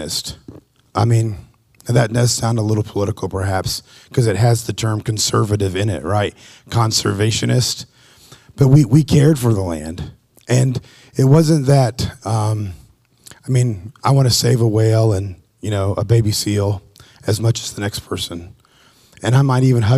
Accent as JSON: {"language": "English", "region": "Appalachian Mountains", "country": "United States", "tie": "born or raised there", "said": "I grew up in the Appalachia Mountains"}